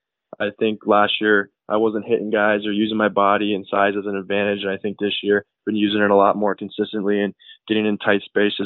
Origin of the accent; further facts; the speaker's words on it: Arizona, United States; also born or lived in Sweden; And that's where he had myself and my younger sister. I lived there for a few years, and we moved over to Arizona as he was drafted by the Winnipeg Jets